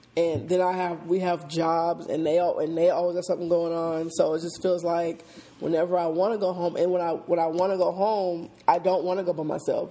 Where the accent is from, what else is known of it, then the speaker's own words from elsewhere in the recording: Seattle, Washington, United States; moved away as an adult; now in Atlanta, United States; I'm born and raised in Seattle, Washington